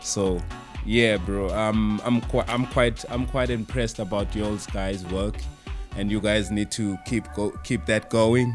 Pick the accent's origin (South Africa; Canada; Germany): South Africa; Pretoria, Gauteng; I'm from Pretoria actually, not in Joburg